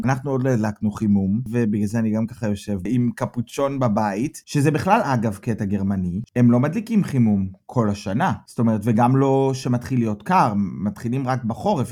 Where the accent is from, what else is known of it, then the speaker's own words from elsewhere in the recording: Petah Tikva, Central District, Israel; moved away as an adult; now in Germany; מפתח תקווה